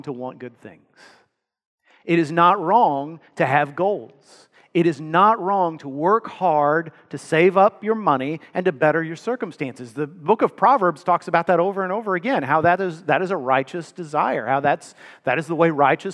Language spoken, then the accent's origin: English; Texas, United States; I grew up in Texas